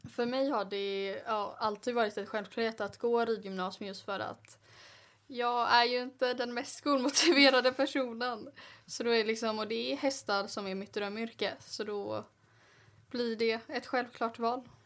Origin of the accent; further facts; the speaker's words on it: Gothenburg, Västra Götaland, Sweden; kommer från Göteborg